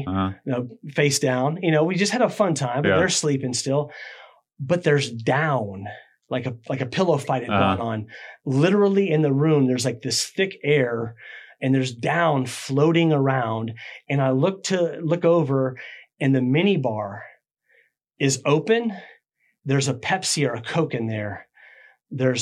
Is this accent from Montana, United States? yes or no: no; Clearwater?, near Tampa, Florida, United States; also born or lived in MacDill Air Force Base, Tampa, Florida; I grew up in Claremont City